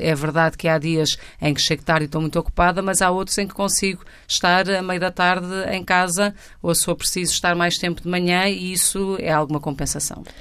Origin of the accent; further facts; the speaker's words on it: Lisbon, Portugal; vivo cá desde os nove meses e, portanto, sempre me reconheci, cresci e vivi em Lisboa